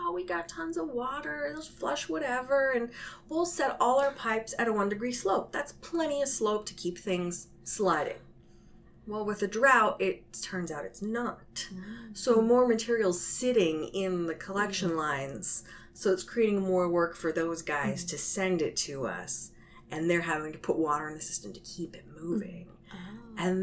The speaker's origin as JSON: {"language": "English", "town": "San Jose", "region": "California", "country": "United States", "tie": "born or raised there", "also_born_or_lived": "Portland, Oregon", "said": "I'm originally from San Jose, so I grew up around here"}